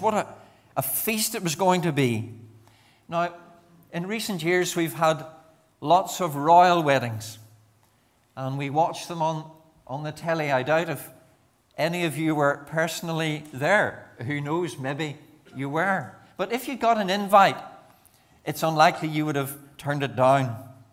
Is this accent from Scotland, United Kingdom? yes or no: no; Banbridge, Northern Ireland, United Kingdom; moved away as an adult; also born or lived in Enniskillen / Bangor / Mazetown, between Lisburn and Moira; I'm a Banbridge man, born and brought up in Banbridge